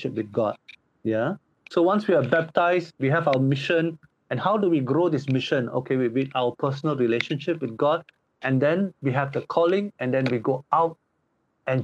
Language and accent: English; Seremban, Negeri Sembilan, Malaysia; moved away as an adult; now in Poland; I am Malaysian. My hometown is Seremban, Negeri Sembilan